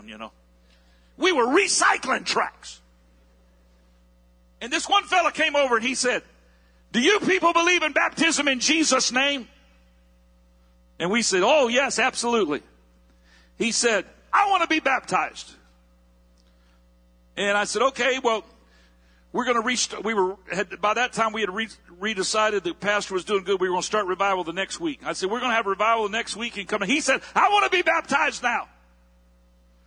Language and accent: English; Palm Bay, Florida, United States; here I am from Palm Bay, Florida